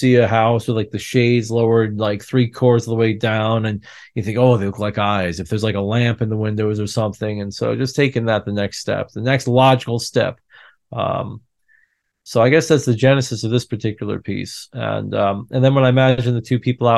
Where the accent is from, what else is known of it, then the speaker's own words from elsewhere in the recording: upstate New York, United States; moved away; a kid in an apple orchard countryside Vista in upstate New York